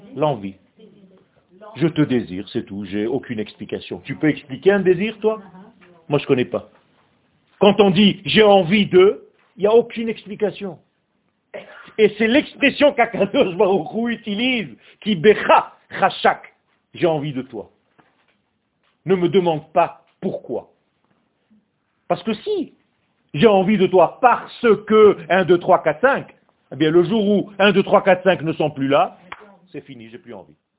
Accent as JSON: {"language": "French", "country": "Israel", "tie": "born or raised there", "moved": "yes", "said": "Quand j'étais jeune, je suis né en Israël. Quand j'avais 8 ans, il y avait la guerre des 6 jours"}